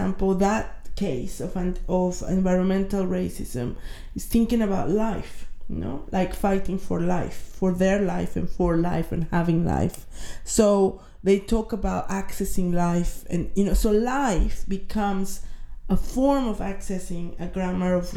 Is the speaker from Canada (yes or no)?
no; Mexico; moved away as an adult; now in United Kingdom; I am from Mexico